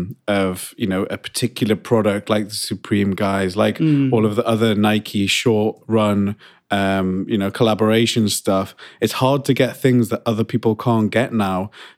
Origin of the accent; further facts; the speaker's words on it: United Kingdom; people just joined the queue because we're British.